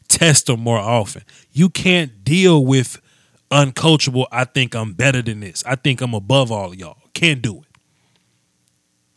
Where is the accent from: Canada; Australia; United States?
United States; Natchez, Mississippi; I'm from Natchez, 100%